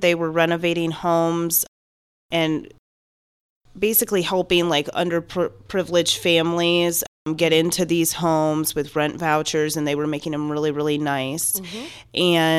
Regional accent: Tampa, Florida, United States; I'm from South Tampa

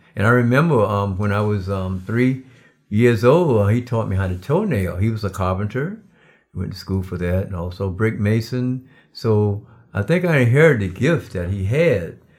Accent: Darlington, South Carolina, United States; moved away; originally, I'm from Darlington, South Carolina. I was raised in a cotton field.

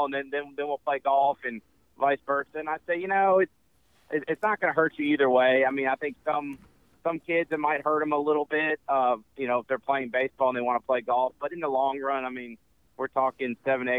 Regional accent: Memphis, Tennessee, United States; also born or lived in Erie, Pennsylvania / Buffalo, New York; I was born in Erie, Pennsylvania, so my whole family's from Buffalo, New York area. So I grew up playing hockey in Memphis

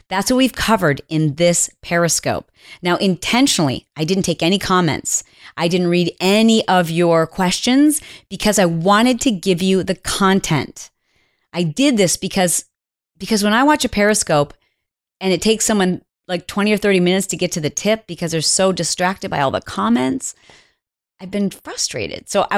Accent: Indiana, United States; I want her to say my name and say that I'm from Indiana.

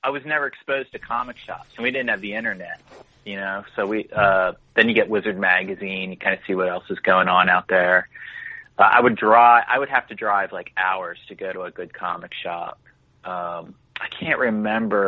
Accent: Cape May, New Jersey, United States; also born or lived in Philadelphia, Pennsylvania / Elmer, New Jersey; I grew up in Cape May, the southernmost tip

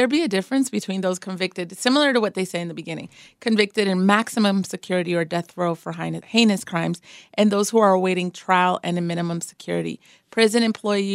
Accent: United States; I'm an American

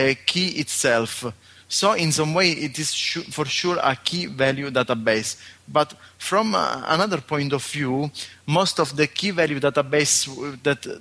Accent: Sicily, Italy; I'm from Sicily, Italy

